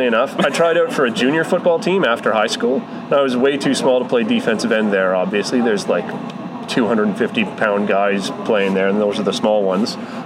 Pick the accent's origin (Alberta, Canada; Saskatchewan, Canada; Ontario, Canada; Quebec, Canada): Alberta, Canada; Edmonton; Born and raised in Edmonton.